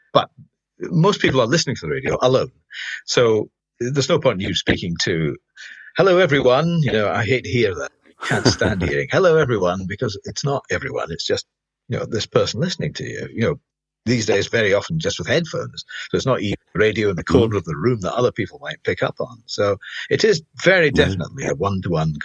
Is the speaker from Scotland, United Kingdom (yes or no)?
yes; Glasgow, Scotland, United Kingdom; being Scottish and being Glasgow